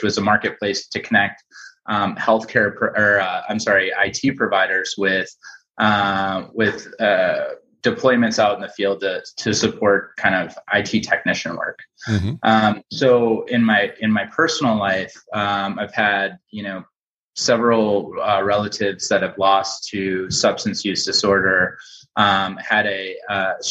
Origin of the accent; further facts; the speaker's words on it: St. Paul, Minnesota, United States; born and raised in St. Paul